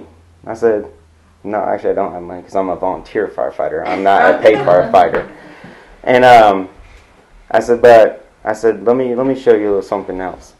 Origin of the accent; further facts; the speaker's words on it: California, United States; moved away; I come from California